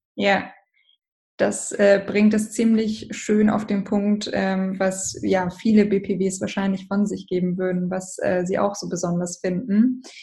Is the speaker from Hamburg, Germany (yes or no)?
yes; Hamburg, Germany; ich bin aus Hamburg